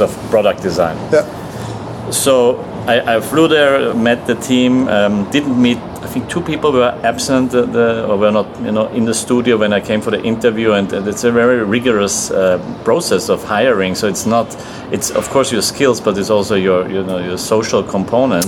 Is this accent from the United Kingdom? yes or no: no; Austria; moved away as an adult; also born or lived in California, United States; now in Lisbon, Portugal; I come from Austria